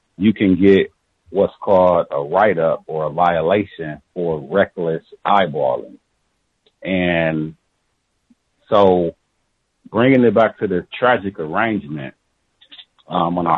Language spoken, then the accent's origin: English; near Chicago, Midwest, United States; also born or lived in Milwaukee; now in San Diego, United States; I'm from the Midwest, very close to Chicago